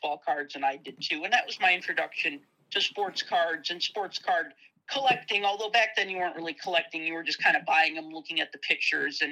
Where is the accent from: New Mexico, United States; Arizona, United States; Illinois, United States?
Illinois, United States; Chicago; being from Chicago